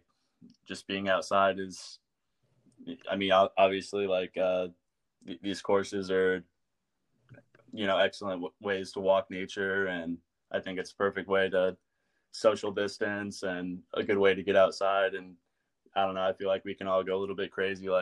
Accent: Ocala, Florida, United States; now in St. Petersburg, United States; I'm from Ocala, fifth year senior at Eckerd

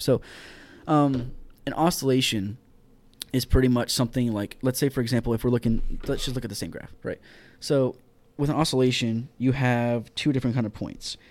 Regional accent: Houston, Texas, United States; moved away; I am from Houston, Texas, born and raised.

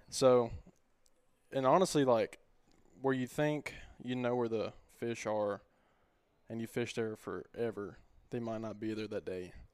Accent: White Bluff, Tennessee, United States; born and raised in White Bluff

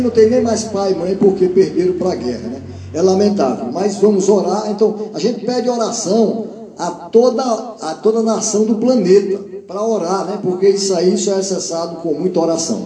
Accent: Northeast Region, Brazil; Nós somos nordestinos

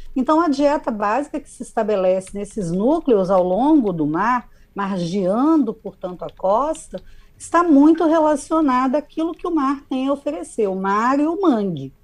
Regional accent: Espírito Santo, Brazil; enquanto capixaba

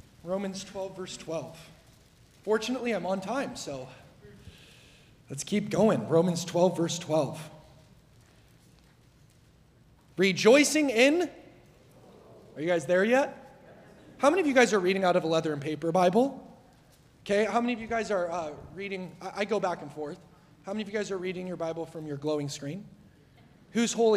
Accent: Southern Oregon, United States; I'm from Southern Oregon

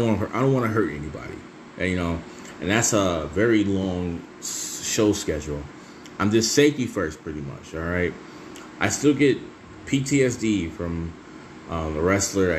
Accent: Michigan, United States; I'm from the Michigan area

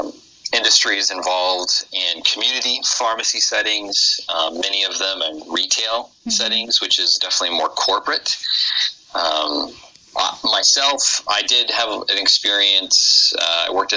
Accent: Midwest, United States; accent: Midwestern; My Midwestern accent

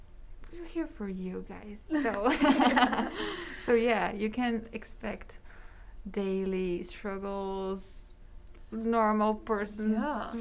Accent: Sumaré, São Paulo, Brazil; moved away as an adult; now in Amherst, United States; I am from Sumaré, São Paulo, Brazil.

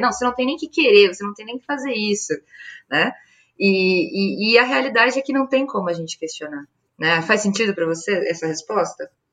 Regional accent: North Region, Brazil; now in São Paulo, Brazil

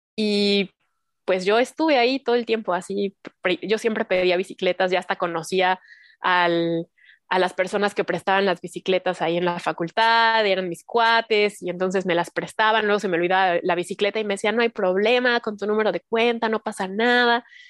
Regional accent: Cuautitlán Izcalli, State of Mexico, Mexico; moved away as an adult; now in Mexico City, Mexico; yo también soy del Estado de México, en las calles del Estado de México, de Cuautitlán Izcalli, cuando se podía salir a jugar a la calle con tus amigos de la cuadra

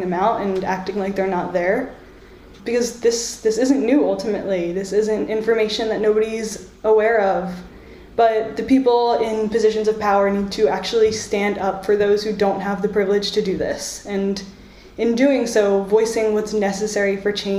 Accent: United States; now in Ireland; I'm a first generation American, I'm Egyptian American

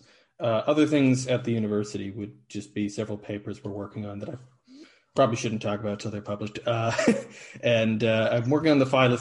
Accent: Niagara region, Southern Ontario, Canada; first language English; moved away as an adult; also born or lived in Ireland; now in Aarhus, Denmark; I'm from the Niagara region, Southern Ontario in Canada, originally.

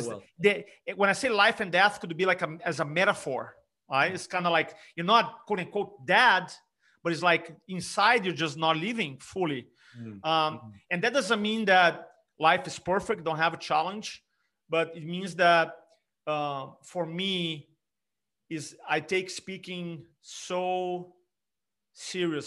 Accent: Brazil; English is a second language; moved away as an adult; also born or lived in California; now in South Carolina, United States; English being my third language. I grew up in Brazil. I was 25 when I moved to America.

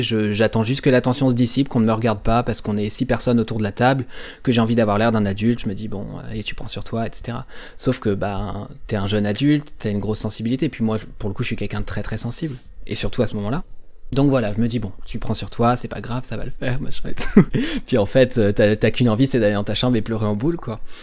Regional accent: Normandy, France; par rapport à mes origines géographiques, puisque du coup je suis normand.

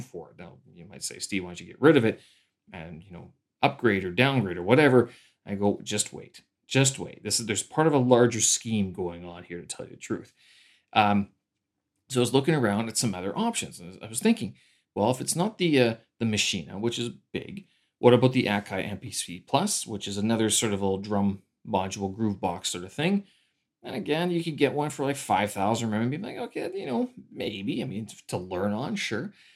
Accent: Canada; moved away as an adult; now in Beijing, China; I'm a Canadian expat here, uh, living in Beijing, China.

